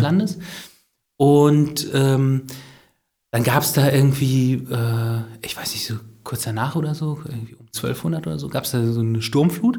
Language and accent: German; Bützow, Mecklenburg-Vorpommern, Germany; ich bin ja groß geworden in Bützow, ne? In dieser äh, mecklenburgischen Metropole Bützow.